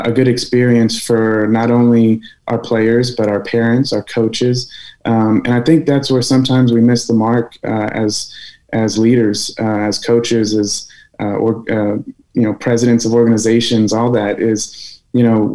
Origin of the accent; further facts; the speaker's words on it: San Antonio, Texas, United States; I loved UTSA. It's my hometown